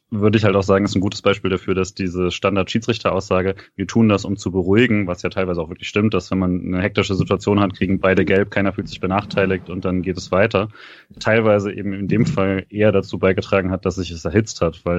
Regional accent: Freiburg, Baden-Württemberg, Germany; also als Freiburger kennt man ihn ja sehr gerne als den zentralen Innenverteidiger

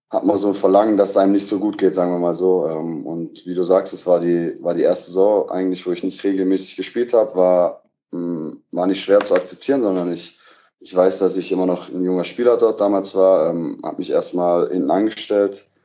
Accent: Baden-Württemberg, Germany; now in Berlin, Germany; habe meine Reha in meiner Heimat gemacht, also in Nähe von Stuttgart

